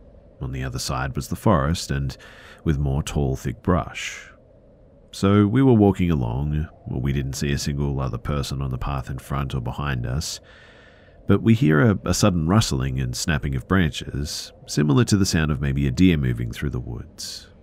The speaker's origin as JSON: {"language": "English", "country": "India", "second_language": "English", "said": "The thing is, too, is that I'm from India, of all places. Nobody ever heard of any Bigfoot in India"}